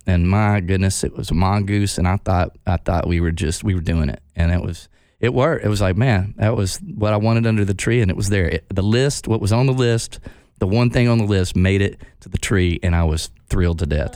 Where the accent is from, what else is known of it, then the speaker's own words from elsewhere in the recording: Texarkana, United States; I grew up in Texarkana. Half of it is in Arkansas, half of it is in Texas.